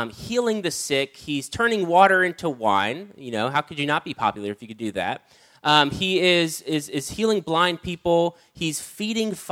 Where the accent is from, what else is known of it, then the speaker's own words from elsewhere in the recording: United States; I grew up on Spam because I'm from America